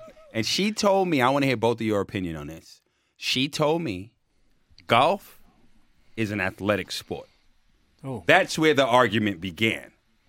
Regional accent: Jamaica; I'm Jamaican

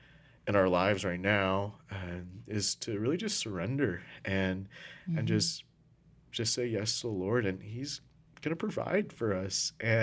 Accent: Philippines; Wow, so I'm Filipino.

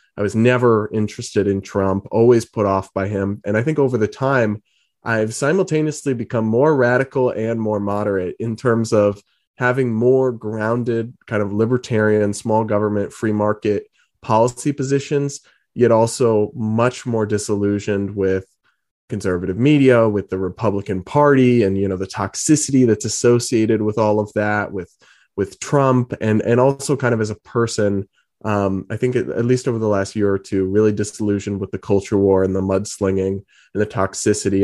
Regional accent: New England, United States; also born or lived in Massachusetts / Rhode Island; So I'm from Massachusetts and Rhode Island, grew up in New England

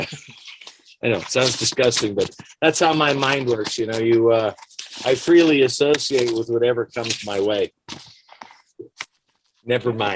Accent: London, Ontario, Canada; moved away; I grew up in London, Ontario. I was born here, but my mother remarried a very nice Canadian man, and went up there, and I went all the way through public and high school

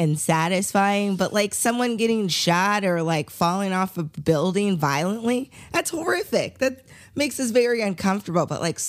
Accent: Covington, Kentucky, United States; I'm from Northern Kentucky. Like I'm from Covington, but I went to school at Western Kentucky University, WKU.

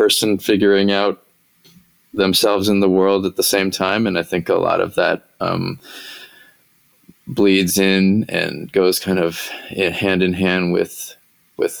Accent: Bay Area, Northern California, United States; moved away as an adult; also born or lived in Los Angeles / New York; now in Nashville, United States; I grew up in Northern California

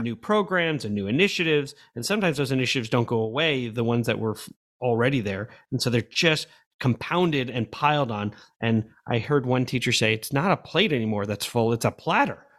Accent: New York, United States; moved away as an adult; also born or lived in Madrid, Spain / Oakland, California / Missouri; I grew up in New York, but I really grew up as an adult

